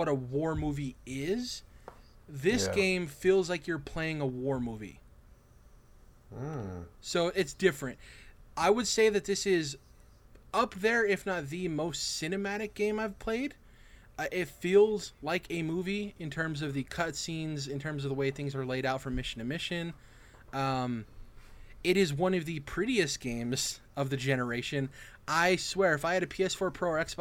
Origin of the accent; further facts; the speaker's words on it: United States; as American citizens